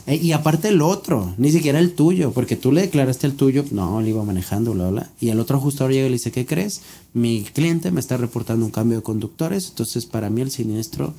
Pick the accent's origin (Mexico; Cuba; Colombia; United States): Mexico; nosotros como mexicanos